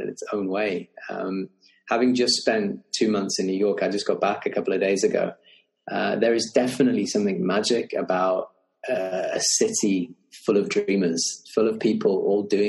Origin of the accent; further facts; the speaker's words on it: Lake District, Cumbria, North West England, United Kingdom; also born or lived in Birmingham; I grew up in the Lake District in England. I was actually born in Birmingham, but very young, we moved up to Cumbria, the Lake District